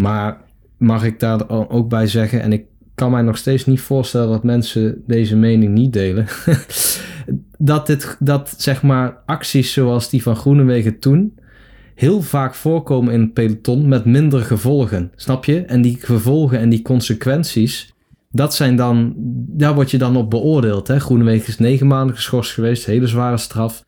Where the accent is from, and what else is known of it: Netherlands